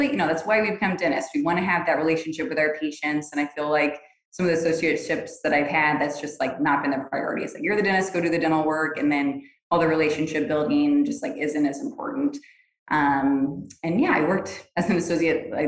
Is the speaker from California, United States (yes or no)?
no; Florida, United States; also born or lived in Alaska; now in Texas, United States; I'm from Florida